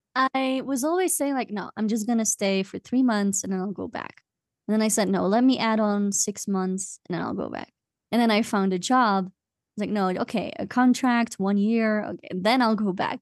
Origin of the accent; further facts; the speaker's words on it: Belgium; moved away as an adult; now in Cusco, Peru; I'm from Belgium, and I've been living in Cusco, Peru for the past seven, it's gonna be eight years now.